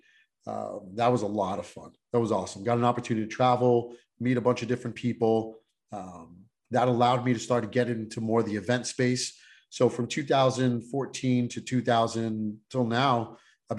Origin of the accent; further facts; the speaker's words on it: New York City, New York, United States; I grew up in Brooklyn, New York